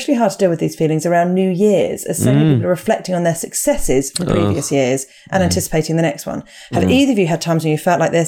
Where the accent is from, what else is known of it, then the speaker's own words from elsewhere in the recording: Bristol, South West England, United Kingdom; we're both from Bristol. We actually live between Bath and Bristol, but we have a BS postcode.